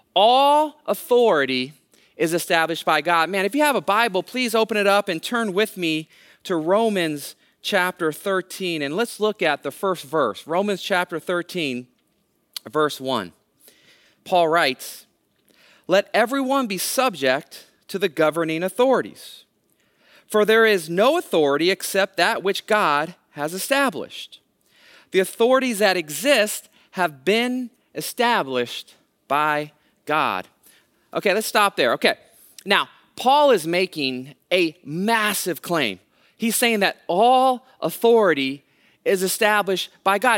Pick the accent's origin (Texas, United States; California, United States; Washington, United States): California, United States; Hayward; I actually am a local kid. I grew up in Hayward, right, right next door to Castro Valley, went to Hayward High School